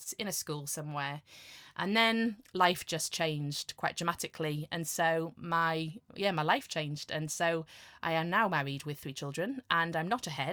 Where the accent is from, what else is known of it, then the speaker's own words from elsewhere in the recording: Ashington, North East England, United Kingdom; also born or lived in Cambridge / Stockton-on-Tees; I was born in Ashington in the Northeast of England, a little mining town. And so the Northeast was home for me, really.